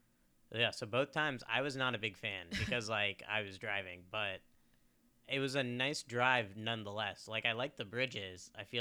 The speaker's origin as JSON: {"language": "English", "region": "Kansas", "country": "United States", "moved": "yes", "said": "I'm from Kansas, and I can tell you it's the most boring place in America."}